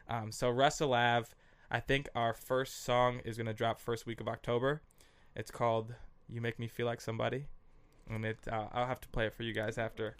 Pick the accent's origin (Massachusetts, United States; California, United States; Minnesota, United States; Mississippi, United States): Minnesota, United States; Minneapolis; moved away as an adult; also born or lived in San Diego / Los Angeles / New York; I grew up on Russell Avenue North in Minneapolis